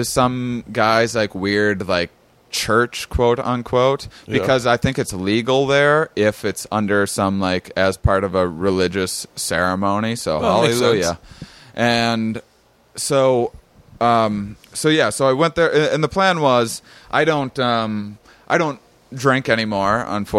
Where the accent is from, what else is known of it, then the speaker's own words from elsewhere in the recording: La Crosse, Wisconsin, United States; I just came back from Wisconsin as well. I spent a treacherous 3 months there living in my parents' basement